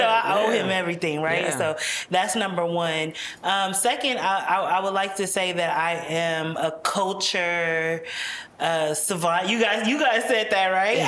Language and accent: English; United States; they came to America and had five children